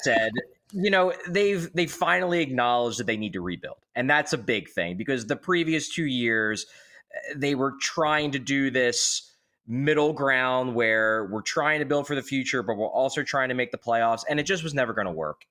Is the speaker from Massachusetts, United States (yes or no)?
no; Philadelphia, Pennsylvania, United States; I grew up in Northeast Philadelphia